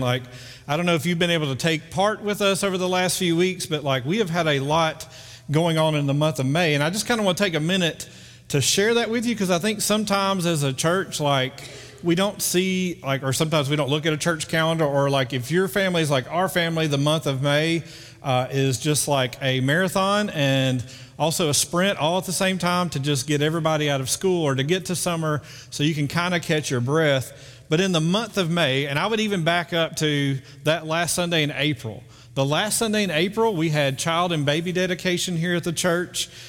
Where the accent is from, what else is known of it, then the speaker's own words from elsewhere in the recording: Muscle Shoals, Alabama, United States; also born or lived in Memphis; I grew up in Muscle Shoals my whole life